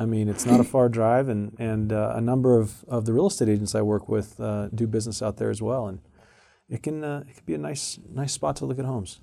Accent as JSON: {"language": "English", "region": "Arizona", "country": "United States", "tie": "born or raised there", "moved": "yes", "said": "I grew up in Arizona"}